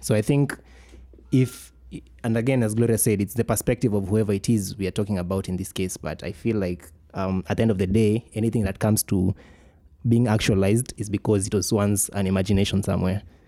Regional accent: Kenya; being a Kenyan

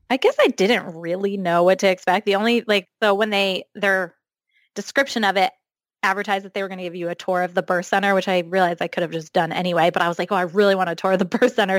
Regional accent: New Jersey, United States; moved away as an adult; also born or lived in central Maine; now in Maine, United States; I grew up in New Jersey, um, but I now live in central Maine 'cause I went to college here

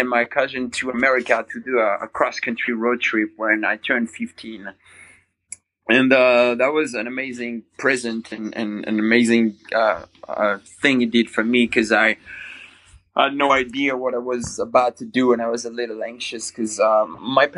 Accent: Fontainebleau, Île-de-France, France; English is a second language; moved away as an adult; now in United States; I grew up in a small town called Fontainebleau

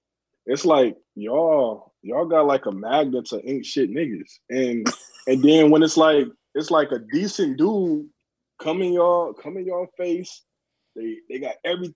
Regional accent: Saginaw, Michigan, United States; like I was born in Saginaw and raised in Saginaw

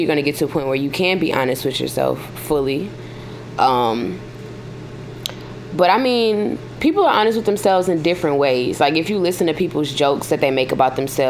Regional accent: Baton Rouge, Louisiana, United States; I was born and raised in Baton Rouge, Louisiana.

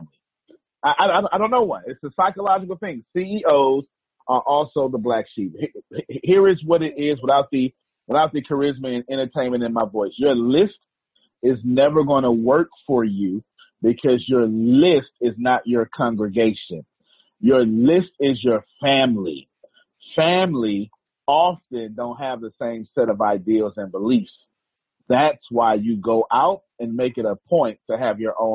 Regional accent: Texas, United States; I'm from Texas

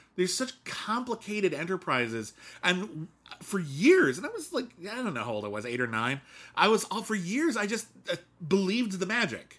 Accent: Southern California, United States; I grew up in Southern California.

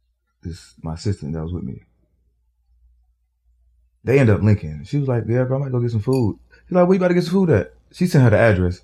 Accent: Atlanta, Georgia, United States; also born or lived in New Jersey; I was born in New Jersey. Oh, okay. And I moved to Atlanta when I was 10.

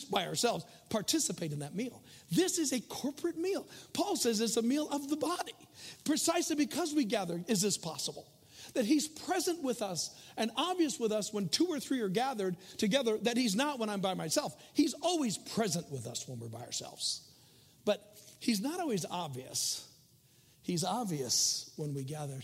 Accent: United States; we are Americans, and I'm glad I'm an American

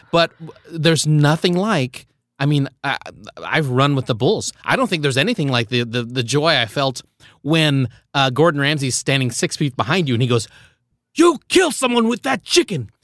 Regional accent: Philippines; moved away; I was born in the Philippines

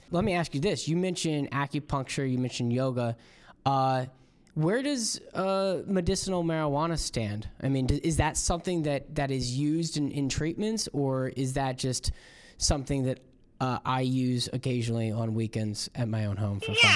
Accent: Florida, United States; I'm from Florida

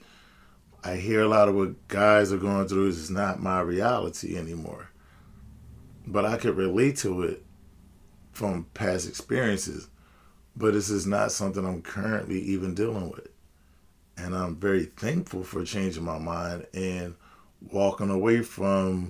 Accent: United States; as I'm speaking as an American

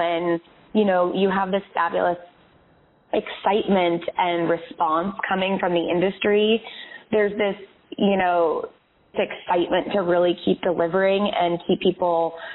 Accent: California, United States; moved away; I grew up in California and my whole family lives out there now

